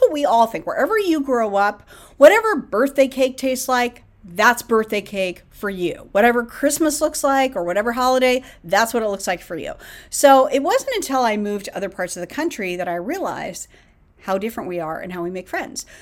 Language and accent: English; San Francisco Bay Area, California, United States; moved away as an adult; I'm from the San Francisco Bay Area